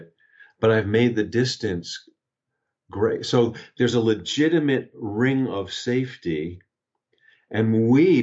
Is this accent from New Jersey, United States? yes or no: no; Long Island, New York, United States; also born or lived in Albany, New York; I grew up on Long Island in outside of New York City